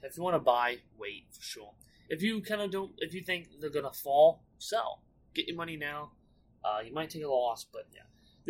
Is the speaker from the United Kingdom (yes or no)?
no; United States; F1 definitely sells a lot better than NASCAR, which I don't get, being American.